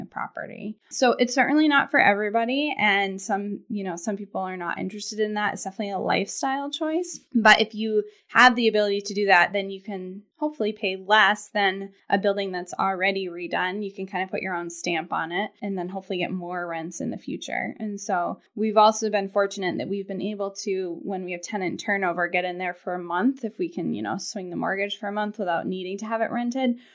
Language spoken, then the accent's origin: English; Portland, Maine, United States; also born or lived in Boston, Massachusetts; I grew up in Portland and went to Deering High School and then, um, left Maine